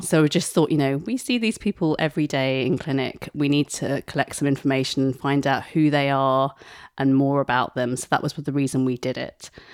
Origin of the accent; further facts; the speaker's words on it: Essex, East of England, United Kingdom; also born or lived in Mumbai, India; I was born in Bombay, moved to Essex when I was two